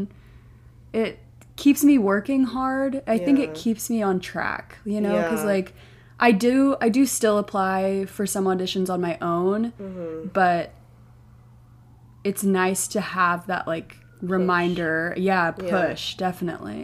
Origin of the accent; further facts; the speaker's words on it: Oklahoma City, Oklahoma, United States; moved away as an adult; also born or lived in Utah / New Jersey; now in New York City, United States; I'm from Oklahoma City.